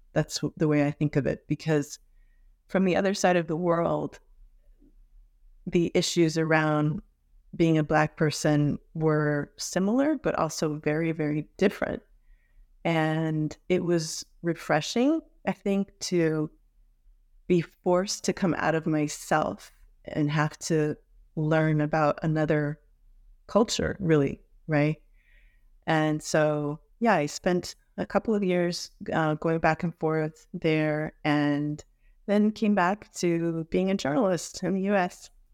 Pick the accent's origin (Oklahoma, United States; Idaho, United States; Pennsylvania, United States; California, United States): California, United States; Los Angeles; also born or lived in Santa Barbara, California; growing up in Hollywood, a very multiracial, um, multi-ethnic international environment at Hollywood High School